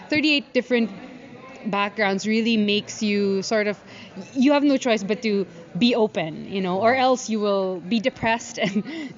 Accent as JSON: {"language": "English", "country": "Philippines", "moved": "as an adult", "lives_now": "Denmark", "said": "from the Philippines."}